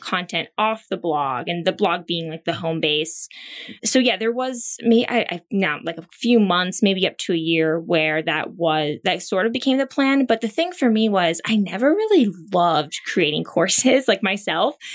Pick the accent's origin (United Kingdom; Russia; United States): United States; Pennsylvania; moved away as an adult; also born or lived in Thailand; now in New York, United States; where I grew up in Pennsylvania